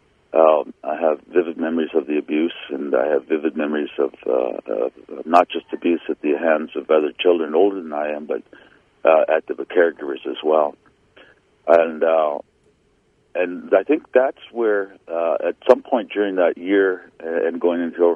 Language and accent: English; Saugeen First Nation, southern Ontario, Canada; I was born on the Saugeen First Nation in Ontario, southern Ontario.